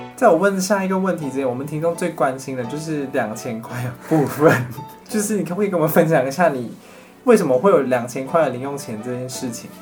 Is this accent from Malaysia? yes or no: yes; Malaysia; 宽柔中学就是我们热情、山竹，还有曾光华教授，我们三个人的共同的学校，我们的中学